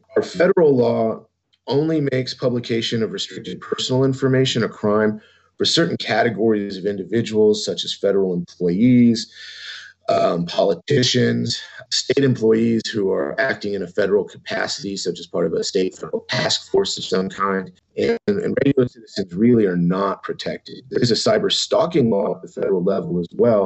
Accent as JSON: {"language": "English", "town": "San Antonio", "region": "Texas", "country": "United States", "said": "I'm from San Antonio"}